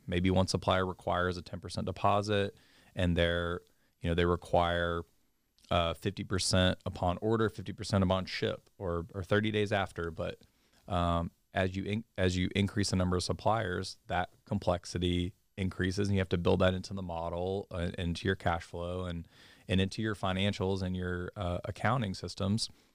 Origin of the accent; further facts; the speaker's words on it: Mobile, Alabama, United States; moved away as an adult; I'm originally from Mobile, Alabama